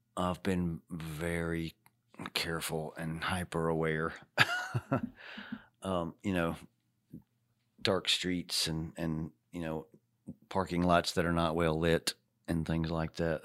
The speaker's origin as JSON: {"language": "English", "town": "Charlotte", "region": "North Carolina", "country": "United States", "tie": "born or raised there", "said": "my hometown right here, Charlotte, North Carolina, the Queen City"}